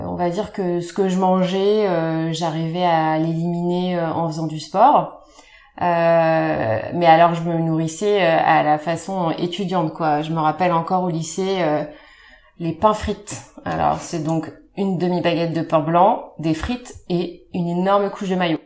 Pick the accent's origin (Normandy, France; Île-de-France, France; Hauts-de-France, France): Hauts-de-France, France; Compiègne; now in Paris, France; je viens de la Picardie, de Compiègne plus précisément